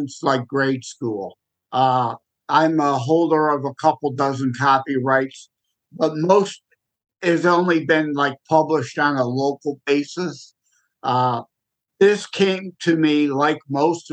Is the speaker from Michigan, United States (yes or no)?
yes; Michigan, United States; I'm born and raised in Michigan